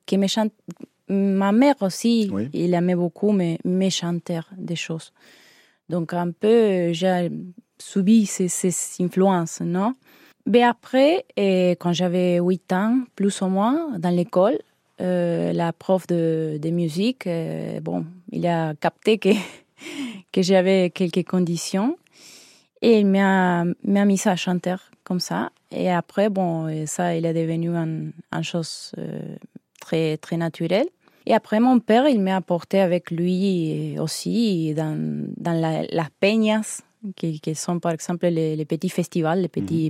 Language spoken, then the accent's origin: French; Humberto Primo, Santa Fe, Argentina; French is a second language; moved away as an adult; now in Corsica, France; je suis né à Humberto Primo